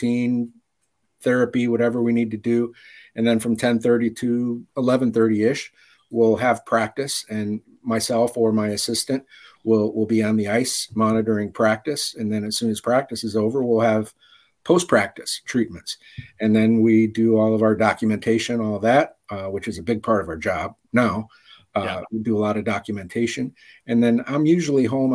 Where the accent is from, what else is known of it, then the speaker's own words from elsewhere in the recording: Highland, Indiana, United States; also born or lived in Detroit, Michigan; now in Chicago area, United States; I was born and raised in Highland, Indiana, which is right over the border.